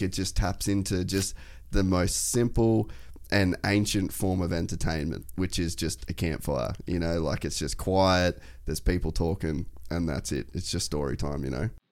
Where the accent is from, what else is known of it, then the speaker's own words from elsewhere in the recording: Cairns, Queensland, Australia; I grew up in Cairns, uh, North Queensland